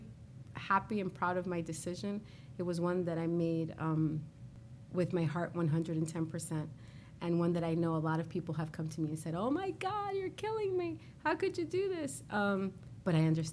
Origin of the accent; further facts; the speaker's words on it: New York City, New York, United States; I'm a girl from Corona